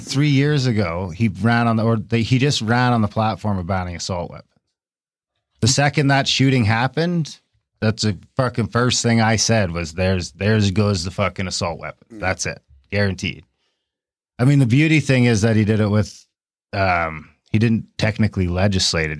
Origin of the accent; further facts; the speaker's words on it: Canada; I'm an Indian and we have rights to them in the treaty.